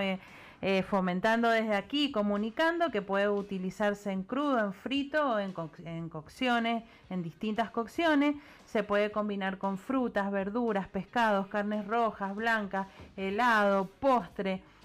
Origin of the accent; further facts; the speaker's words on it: Patagonia, Argentina; now in Mendoza, Argentina; soy de la Patagonia y bueno, hace 30 años que vivo acá